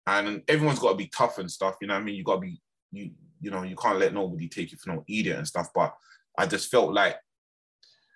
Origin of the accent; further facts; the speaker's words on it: London, United Kingdom; growing up in Brixton